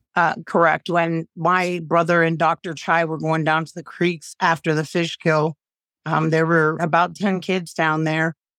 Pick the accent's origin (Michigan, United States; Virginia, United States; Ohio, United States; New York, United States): Ohio, United States; East Palestine; growing up in East Palestine for forty-six years, a community that I love, that I cherish, my hometown